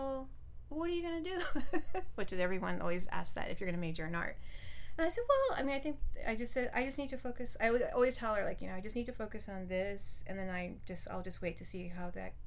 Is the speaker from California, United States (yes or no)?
yes; San Jose, California, United States; I was born and raised in San Jose. Very proud to be a San Josean.